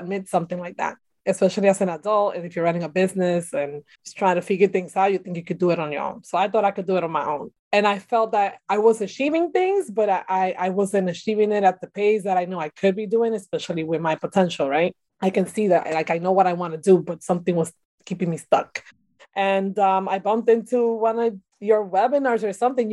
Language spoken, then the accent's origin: English; Dominican Republic; now in New York City, United States; I'm Dominican